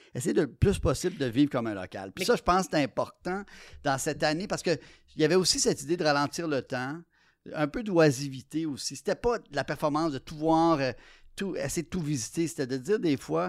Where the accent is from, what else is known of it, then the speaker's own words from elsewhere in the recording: Quebec, Canada; Je suis québécois dans une euh, société euh, pluraliste